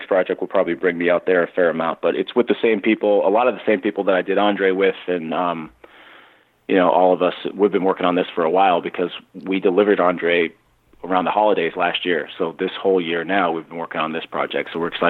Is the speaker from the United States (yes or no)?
yes; Newton, Massachusetts, United States; That'd be awesome. Fellow Massachusetts guy.